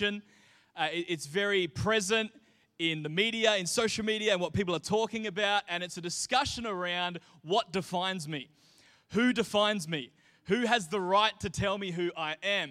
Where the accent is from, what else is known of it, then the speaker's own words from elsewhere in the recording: Mindarie, Western Australia, Australia; here in Australia, certainly when I was growing up in Mindari, your identity was tied to your postcode